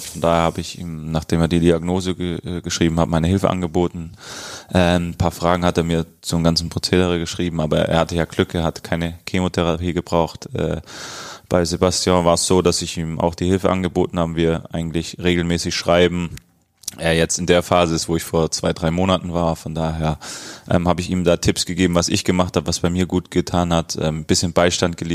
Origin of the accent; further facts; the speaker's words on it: Stuttgart, Baden-Württemberg, Germany; also born or lived in Cologne / Eindhoven; now in Berlin, Germany; ich komme aus Stuttgart